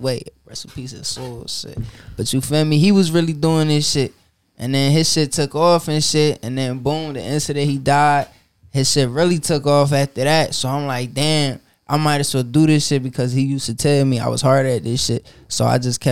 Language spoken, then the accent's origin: English; Trenton, New Jersey, United States; I'm from Jersey, Trenton, New Jersey.